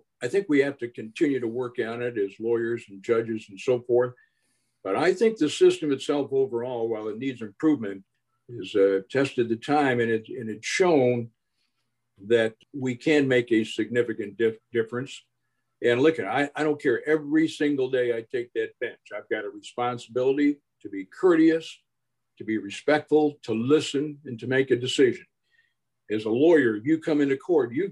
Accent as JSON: {"language": "English", "town": "Flint", "region": "Michigan", "country": "United States", "said": "I'm here not to be ashamed that I'm from Flint, but I want to rebuild this community and say, I'm proud"}